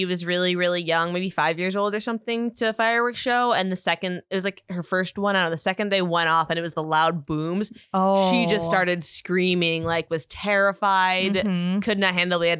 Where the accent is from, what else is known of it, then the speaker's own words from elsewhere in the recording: Minnesota, United States; now in North Dakota, United States; growing up in Minnesota